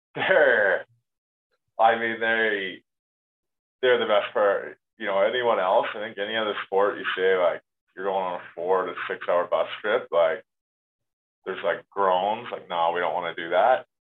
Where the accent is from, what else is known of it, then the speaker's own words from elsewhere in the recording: Canada; moved away as an adult; as a Canadian player